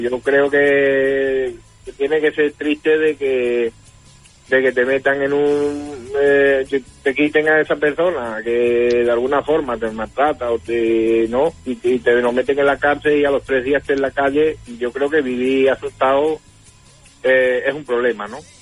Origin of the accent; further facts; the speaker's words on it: Morón de la Frontera, Andalusia, Spain; Allí en Morón tenemos varios artistas